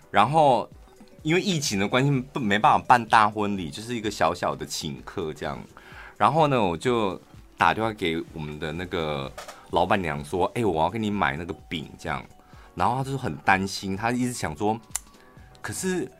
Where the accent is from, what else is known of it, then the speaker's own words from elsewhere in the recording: Taichung, Taiwan; 我们嗯。台中人